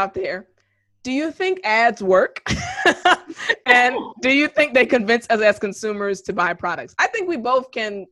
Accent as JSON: {"language": "English", "country": "United States", "also_born_or_lived": "Korea", "said": "being an American and also living in Korea"}